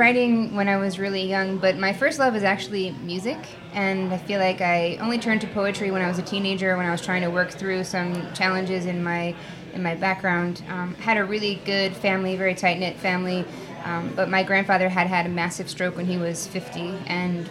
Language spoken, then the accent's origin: English; Bergen County, northern New Jersey, United States; I grew up in northern New Jersey in Bergen County